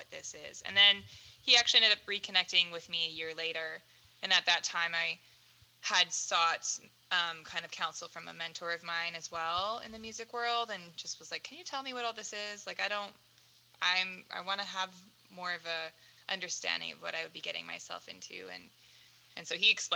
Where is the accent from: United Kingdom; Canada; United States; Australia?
Canada; Surrey, British Columbia; moved away as an adult; also born or lived in Langley / Abbotsford; now in Vancouver, Canada; I grew up in Surrey, technically, all my life. Port Kells is where I lived.